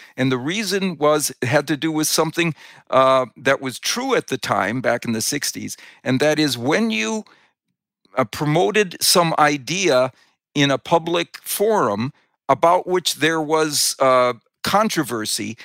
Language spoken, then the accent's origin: English; Wisconsin, United States; I grew up in Wisconsin